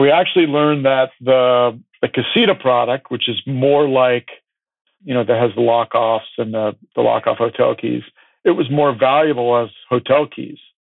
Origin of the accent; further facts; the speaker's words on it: California, United States; growing up in California